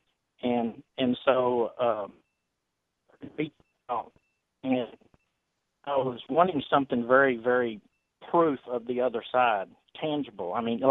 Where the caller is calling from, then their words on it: San Antonio, Texas, United States; From Texas.